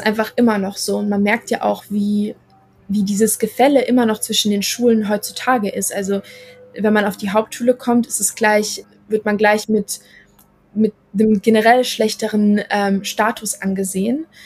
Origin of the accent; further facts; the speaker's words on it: Germany; ich bin in Deutschland aufgewachsen.